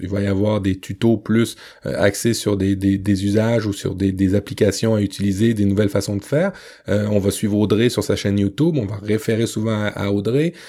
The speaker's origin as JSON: {"language": "French", "town": "Le Havre", "region": "Normandy", "country": "France", "tie": "born or raised there"}